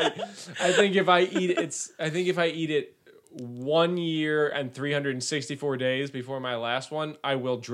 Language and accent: English; United States; I'm an American.